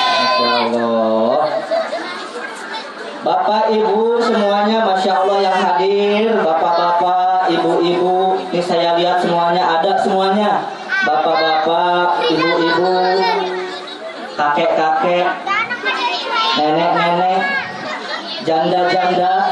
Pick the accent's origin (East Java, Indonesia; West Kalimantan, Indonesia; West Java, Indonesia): West Java, Indonesia; Kita orang Sunda ketawa-tawa bu.